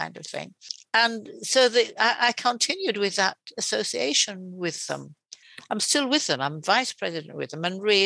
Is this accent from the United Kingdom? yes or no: yes; Yorkshire and the Humber, United Kingdom; now in East Yorkshire, United Kingdom; I'm from West Yorkshire, and yet I came to East Yorkshire